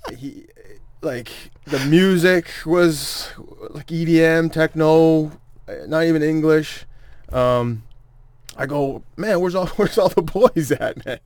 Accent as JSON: {"language": "English", "town": "Toronto", "region": "Ontario", "country": "Canada", "said": "I am from Toronto"}